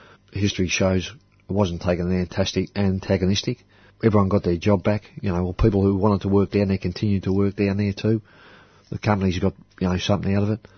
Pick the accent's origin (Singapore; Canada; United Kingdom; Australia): Australia; Melbourne, Victoria; Growing up in Port Melbourne, there was no place better to grow up.